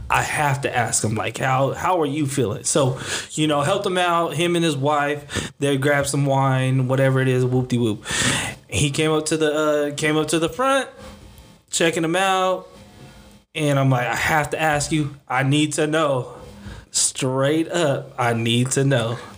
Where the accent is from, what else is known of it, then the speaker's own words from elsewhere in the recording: Seaside, California, United States; So, you know, we're from Seaside, California, Seaside High School.